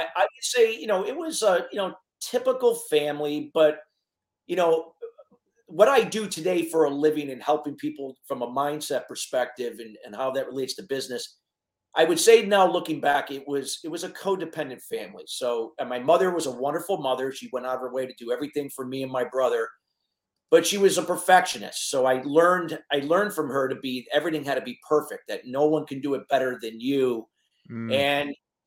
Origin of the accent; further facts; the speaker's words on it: Connecticut, United States; also born or lived in Neptune, New Jersey / Tampa Bay area, Florida; I went back to Connecticut when I was between 5 and 6 years